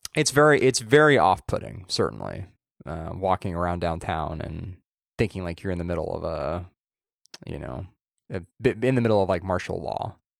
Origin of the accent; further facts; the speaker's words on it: Southern Orange County, California, United States; where you and I grew up in Southern Orange County